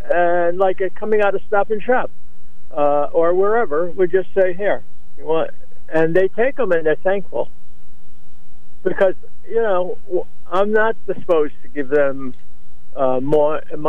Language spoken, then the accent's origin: English; Waterbury, Connecticut, United States; I had the same experience growing up in Waterbury.